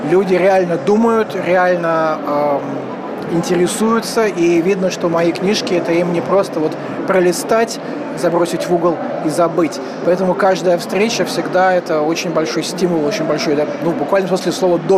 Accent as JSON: {"language": "Russian", "region": "Saint Petersburg", "country": "Russia", "said": "хотя я как питерский человек, конечно же, должен э, так несколько демонстрировать интеллигентское недовольство э, бывшей столицы."}